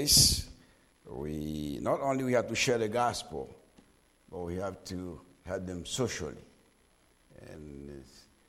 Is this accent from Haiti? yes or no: yes; Haiti; also born or lived in Lock Haven, Pennsylvania / Ohio; now in South Florida, United States; Born and raised in Haiti.